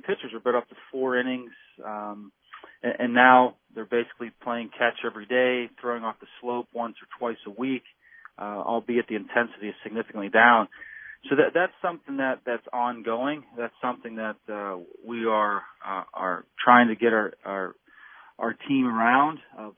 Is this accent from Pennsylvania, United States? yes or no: yes; Pittsburgh, Pennsylvania, United States; I was born in Beachview and grew up in the South Hills